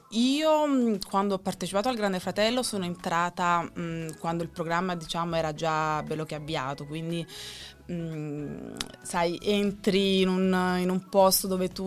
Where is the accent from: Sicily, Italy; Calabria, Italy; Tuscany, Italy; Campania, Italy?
Campania, Italy; Naples; also born or lived in Rome; now in Milan, Italy; Diciamo che io sono di Napoli, quindi vengo da Napoli. Poi ho avuto un breve periodo di un annetto a Roma, poi da Roma sono ritornata a Napoli e poi sono arrivata qui a Milano.